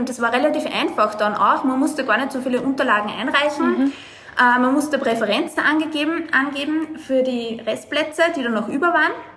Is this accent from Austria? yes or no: yes; Lower Austria, Austria; moved away as an adult; now in Dubai, United Arab Emirates; ich bin aus Niederösterreich, äh, bin in einem ähm, ja, 6000 äh, Einwohnerort aufgewachsen